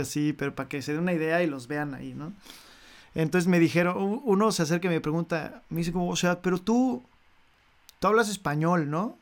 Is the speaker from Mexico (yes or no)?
yes; Mexico City, Mexico; first language Spanish; moved away as an adult; now in Paris, France; yo estuve en México, o sea, soy de México y ahí vivo.